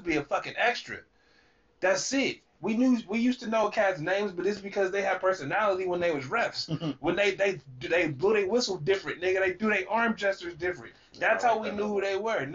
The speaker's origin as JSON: {"language": "English", "town": "Sacramento", "region": "California", "country": "United States", "said": "I'm from Sacramento"}